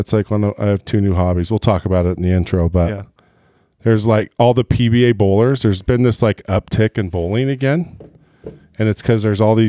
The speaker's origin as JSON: {"language": "English", "region": "Southern California", "country": "United States", "tie": "born or raised there", "also_born_or_lived": "Walnut Creek, California / Concord, California", "said": "I grew up in Southern California, but yeah, Park West was like all through high school. Yep. That's where I rode. Yep. And then I've even lived in Walnut Creek and Concord."}